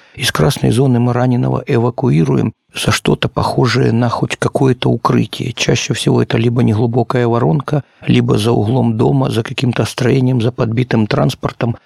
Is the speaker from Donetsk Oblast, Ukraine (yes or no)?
yes; Horlivka, Donetsk Oblast, Ukraine; also born or lived in Moscow; Я уроженец города Горловки Донецкой области